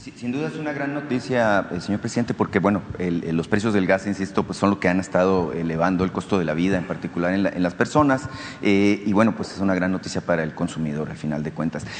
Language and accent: Spanish; Nacosari, Sonora, Mexico